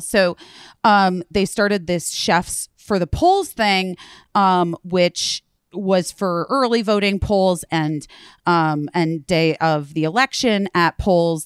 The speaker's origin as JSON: {"language": "English", "region": "Arizona", "country": "United States", "moved": "yes", "lives_now": "New York, United States", "said": "I'm from Arizona"}